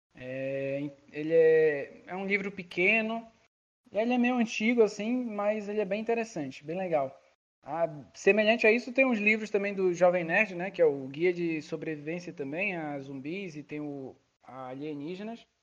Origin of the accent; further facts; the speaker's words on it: Belém, Pará, Brazil; moved away; eu sou de Belém do Pará